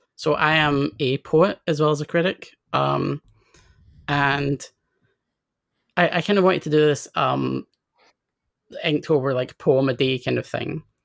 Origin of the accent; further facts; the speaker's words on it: Scotland, United Kingdom; I grew up in Scotland, then I grew up in a relatively kind of out of the way town, um, that's kind of like, uh, like half an hour away from Edinburgh.